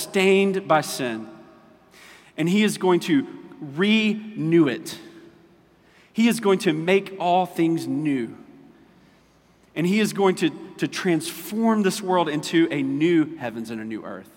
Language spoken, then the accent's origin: English; Orangeburg, South Carolina, United States; We're from Orangeburg. We do fish fries